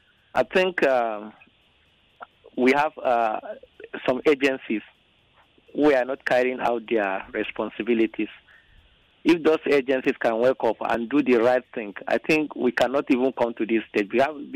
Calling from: Nigeria; I'm calling from Abliga.

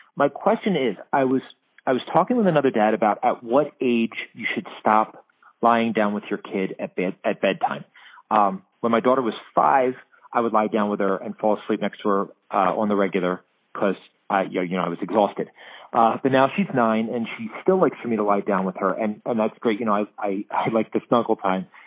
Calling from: Pennsylvania, United States; I'm calling from Pennsylvania.

